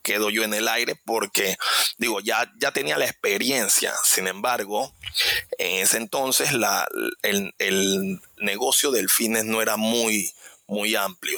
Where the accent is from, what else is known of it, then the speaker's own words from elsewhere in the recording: Panama City, Panama; yo vengo de, de Parque Lefebvre, es un, un, lugar, es un barrio, realmente es un barrio